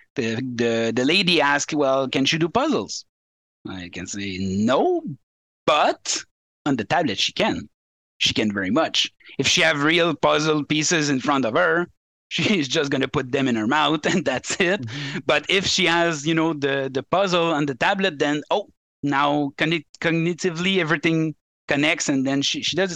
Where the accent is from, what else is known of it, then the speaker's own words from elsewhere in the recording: Quebec, Canada; English is a second language; I'm I'm from Quebec